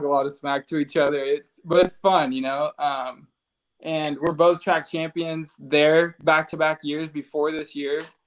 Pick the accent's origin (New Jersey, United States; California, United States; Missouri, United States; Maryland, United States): California, United States; Roseville; It was my hometown, and it was, you know, the track I grew up racing